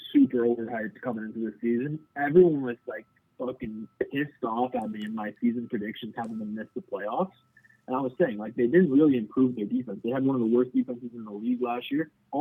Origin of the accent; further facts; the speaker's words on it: Canada; I'm Canadian